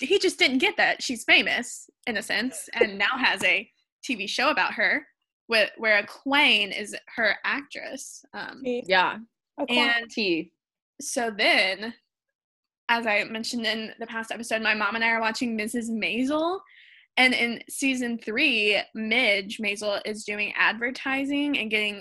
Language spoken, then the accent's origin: English; Birmingham, Alabama, United States; I'm from Birmingham, Alabama.